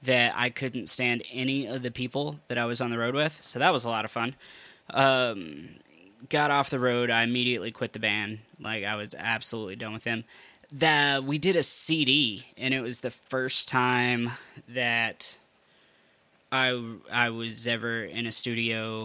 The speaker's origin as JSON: {"language": "English", "region": "Western Kentucky", "country": "United States", "tie": "born or raised there", "said": "I grew up in Western Kentucky"}